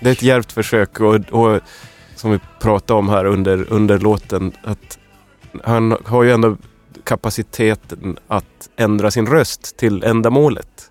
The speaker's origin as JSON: {"language": "Swedish", "town": "Luleå", "region": "Norrbotten County", "country": "Sweden", "moved": "yes", "said": "jag kommer från Luleå"}